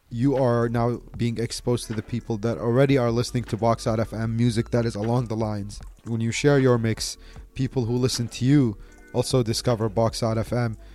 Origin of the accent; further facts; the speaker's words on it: Baghdad, Baghdad Governorate, Iraq; also born or lived in Delhi, India / Bombay, India; now in India; I'm originally from Iraq. I was born in Baghdad. My family moved to India in the 90s I lived in Delhi for about like 18 years, lived in Bombay for three years.